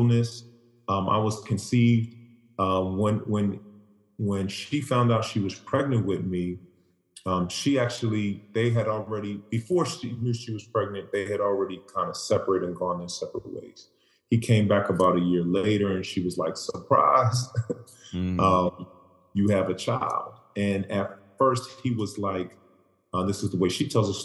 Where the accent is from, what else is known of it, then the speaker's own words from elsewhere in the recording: Boston, Massachusetts, United States; growing up in Boston, late 80s, early 90s